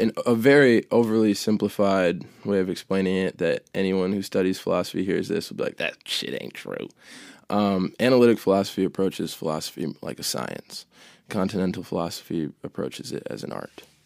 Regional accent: Maine, United States; born or raised there; also born or lived in Chicago, Illinois

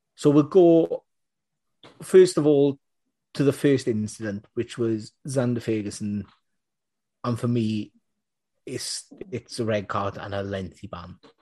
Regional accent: Munster, Ireland; I'm, I'm from Munster

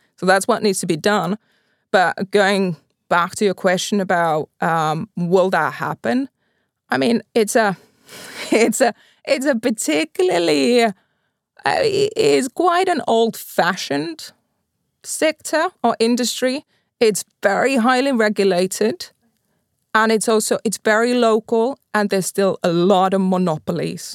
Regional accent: Pori, Satakunta, Finland; I'm from Pori

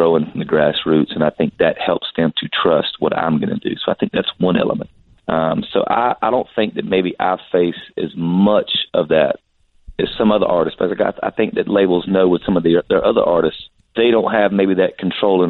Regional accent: South Georgia, United States; moved away; I was from South Georgia. I'd never really traveled anywhere.

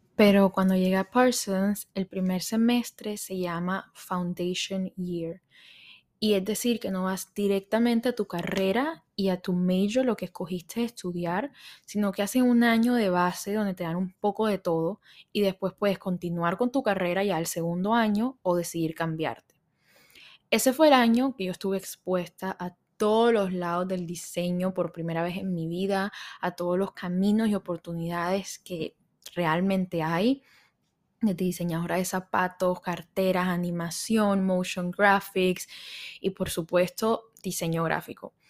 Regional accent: Barranquilla, Atlántico, Colombia; moved away; donde yo vivía, donde yo crecí, en Barranquilla, en Colombia

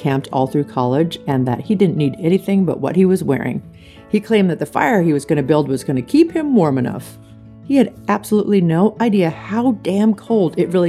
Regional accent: Phoenix, Arizona, United States; I grew up in Phoenix.

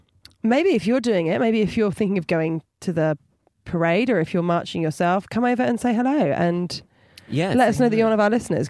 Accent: Portsmouth, South East England, United Kingdom; accent: Portsmouth; moved away; I'm about to be with my Portsmouth family. Spending more time in Portsmouth, with my accent's coming back stronger.

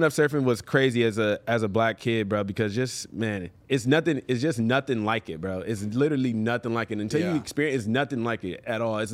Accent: Los Angeles, California, United States; I grew up in Venice on the beach

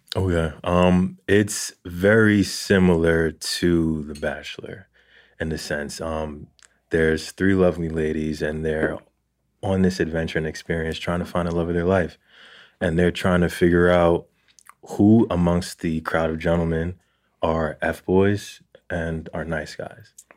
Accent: Jersey City, New Jersey, United States; I grew up in Jersey City

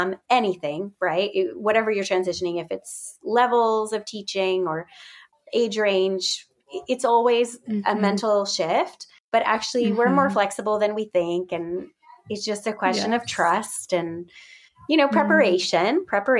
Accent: United States; also born or lived in Belgium; now in Czech Republic; as an American

